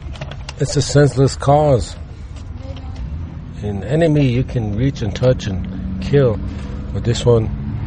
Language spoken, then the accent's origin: English; Wounded Knee, South Dakota, United States; I'm 37 years old. I am from Wounded Knee, South Dakota.